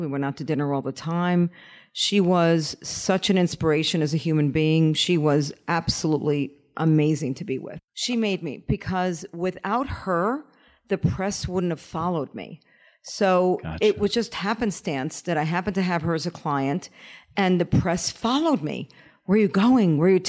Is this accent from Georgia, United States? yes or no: no; Bronx, New York, United States; Well, I would say looking back, it wasn't a pleasant experience. However, when I was living it, it was a perfectly fine experience.